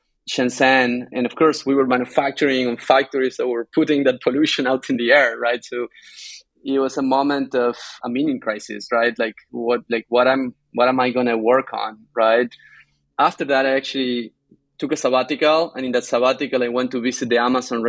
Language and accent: English; Argentina; moved away as an adult; also born or lived in Tucumán, Argentina / Bay Area, California; now in California, United States; I am originally from Argentina. I grew up surrounded by beautiful South American forest.